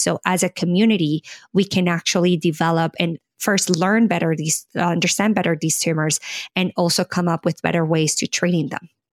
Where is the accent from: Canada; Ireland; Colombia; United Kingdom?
Colombia; moved away as an adult; now in United States; I am originally born and raised in Colombia, South America